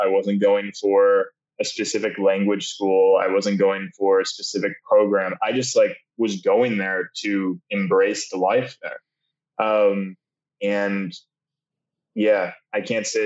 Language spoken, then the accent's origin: English; suburbs of Chicago, Illinois, United States; a kid from the suburbs of Chicago